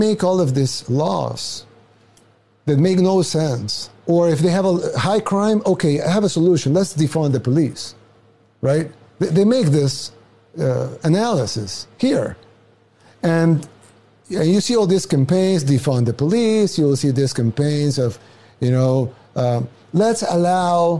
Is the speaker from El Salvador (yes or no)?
yes; El Salvador; now in United States; I'm from El Salvador, a third world country in Central America.